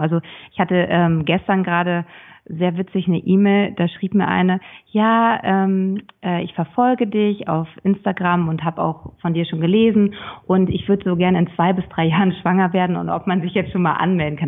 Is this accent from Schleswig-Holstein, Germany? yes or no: yes; Schleswig-Holstein, Germany; Ich komme aus Schleswig-Holstein